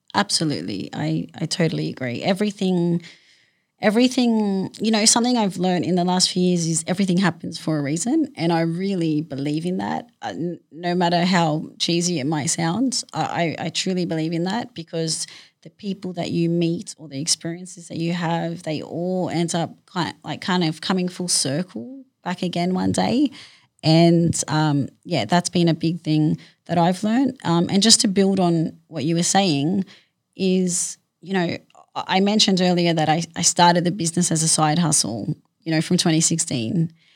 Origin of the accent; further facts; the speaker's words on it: Sydney, New South Wales, Australia; I grew up in Western Sydney